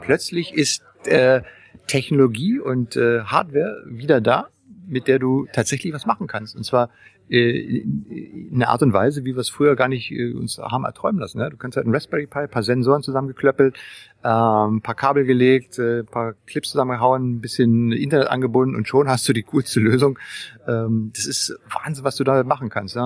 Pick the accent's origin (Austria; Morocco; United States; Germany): Germany; Berlin; als alter Berliner, man ist ja, ich bin ja in Berlin aufgewachsen, ja, ne, also in dem, im Westteil der Stadt